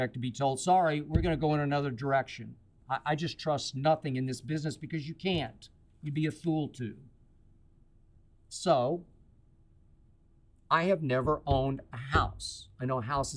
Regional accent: Oklahoma City, Oklahoma, United States; also born or lived in Van Nuys, California; now in Los Angeles, United States; a friend of mine in Oklahoma City the other night, my hometown

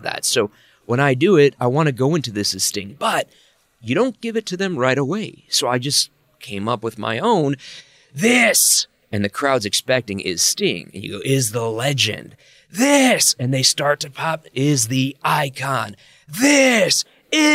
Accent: Chicago, Illinois, United States; I grew up in Chicago

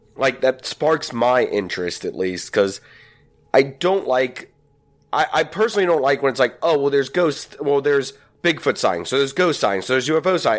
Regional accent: Virginia, United States; I'm from Virginia

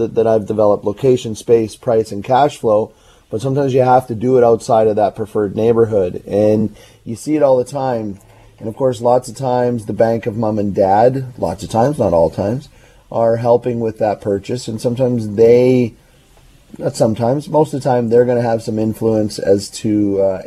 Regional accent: Burnaby, British Columbia, Canada; also born or lived in Anmore; I grew up in Burnaby

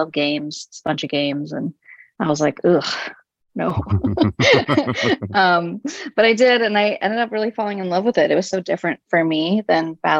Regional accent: Los Angeles, California, United States; born in LA and raised

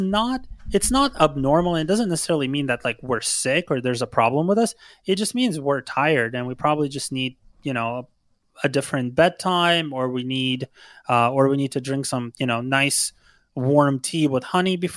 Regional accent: Ukraine; now in United States; I'm actually originally from Ukraine

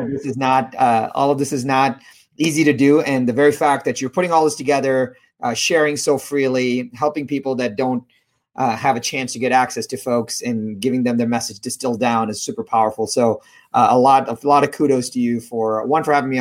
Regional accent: India; I was born in India

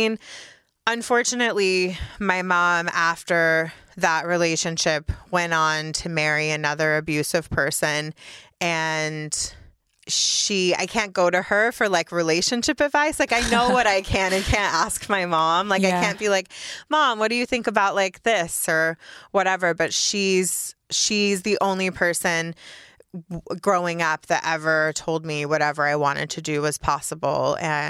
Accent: Mississippi, United States; born there; So I was born in Mississippi, and then we moved all over the South.

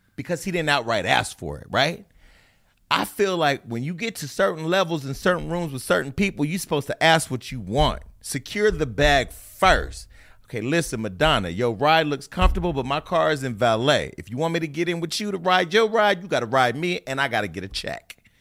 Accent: Stockton, California, United States; moved away as an adult; also born or lived in Burbank / Hollywood; now in Los Angeles, United States; I'm from Stockton

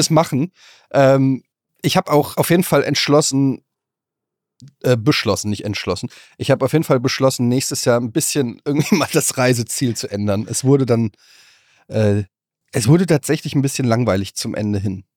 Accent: Germany; als Deutscher

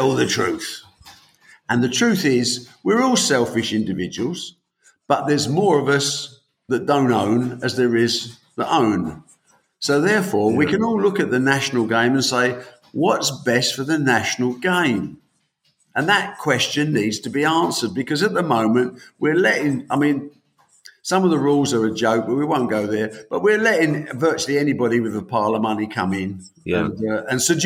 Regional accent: United Kingdom; We are from the United Kingdom

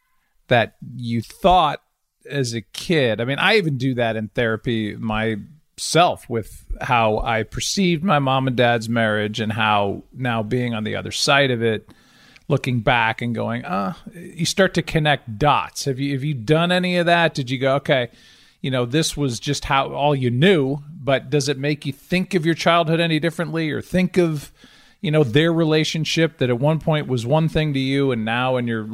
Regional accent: Chicago, Illinois, United States; born there; Well, I was born in Chicago.

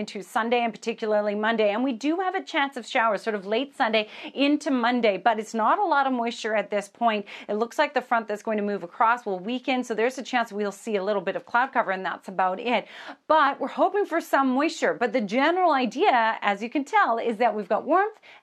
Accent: Surrey, British Columbia, Canada; my hometown, Crescent Beach.

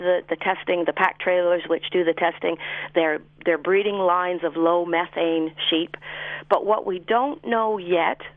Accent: Canada; moved away as an adult; now in New Zealand; I grew up farming in Canada

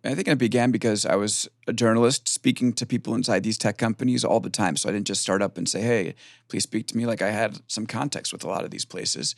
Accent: Long Island, New York, United States; we're both from Long Island

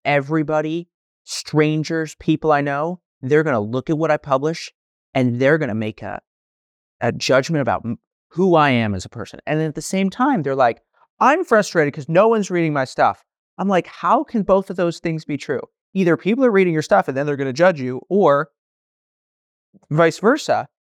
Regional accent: San Francisco, California, United States; I grew up in San Francisco

